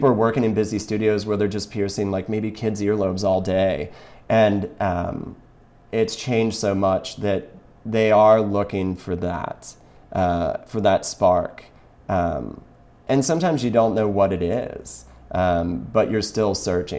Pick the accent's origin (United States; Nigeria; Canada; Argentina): United States; Kentucky; I'm from Kentucky originally